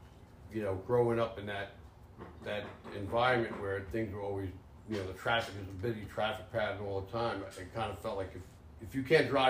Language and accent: English; New York City, New York, United States; moved away; also born or lived in Manhattan; I was born in the hospital of Manhattan. Don't really know why we went to that hospital in Manhattan. It was Jewish Memorial, but I grew up in the Bronx.